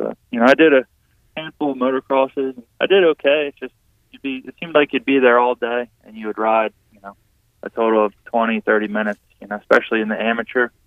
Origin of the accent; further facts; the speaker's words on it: Pennsylvania, United States; I'm from Pennsylvania